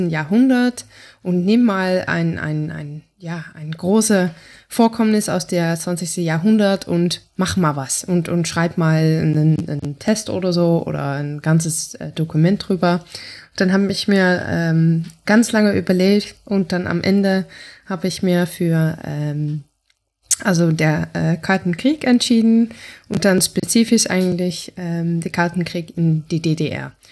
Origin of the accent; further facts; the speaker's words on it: Friesland, Netherlands; German is a second language; also wir kommen beide eigentlich ursprünglich aus Friesland. Also mein Freund ist tatsächlich dort geboren und ähm, ich bin woanders geboren, aber meistens, äh, also vor allem in Friesland im Norden der Niederlande aufgewachsen